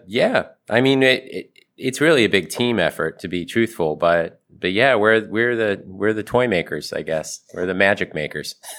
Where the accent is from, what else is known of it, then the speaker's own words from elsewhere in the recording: Ohio, United States; I, I grew up in Ohio